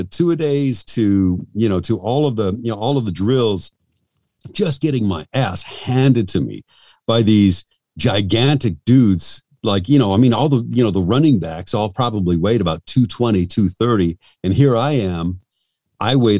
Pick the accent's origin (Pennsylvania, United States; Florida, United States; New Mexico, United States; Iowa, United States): New Mexico, United States; Albuquerque; I'm from Albuquerque, New Mexico